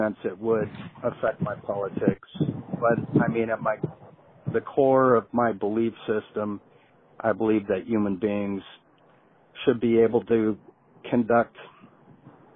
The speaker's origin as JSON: {"language": "English", "area": "Orange County", "region": "California", "country": "United States", "tie": "born or raised there", "said": "I grew up in Orange County in the 60s and early 70s"}